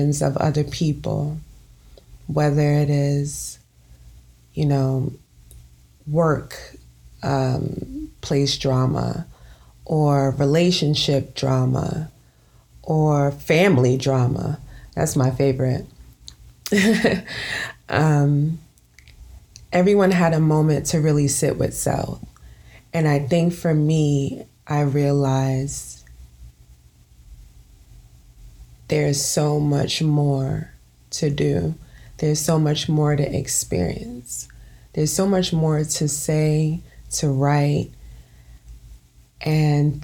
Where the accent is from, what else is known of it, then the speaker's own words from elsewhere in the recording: New York City, New York, United States; born and raised in Brooklyn, New York